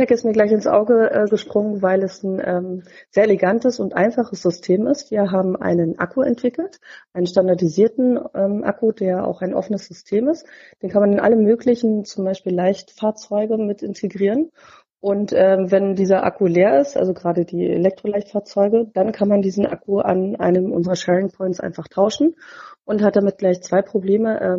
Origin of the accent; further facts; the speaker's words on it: Berlin, Germany; ich bin 38 und komme gebürtig aus Berlin.